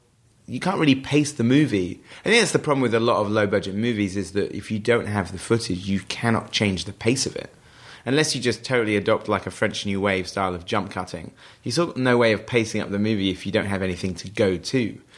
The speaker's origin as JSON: {"language": "English", "town": "Wells", "region": "South West England", "country": "United Kingdom", "tie": "born or raised there", "said": "the owner of the local paper in my hometown in Somerset, which is the same place where Hot Fuzz is shot, Wells in Somerset, a nice rural area."}